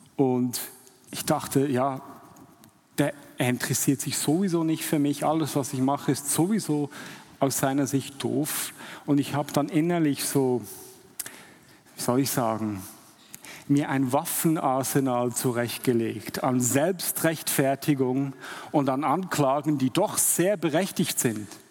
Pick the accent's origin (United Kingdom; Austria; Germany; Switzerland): Switzerland; als Schweizer